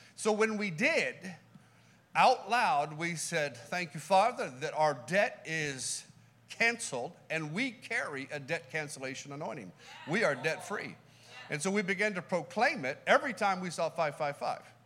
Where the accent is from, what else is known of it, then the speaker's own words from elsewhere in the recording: California, United States; We're from California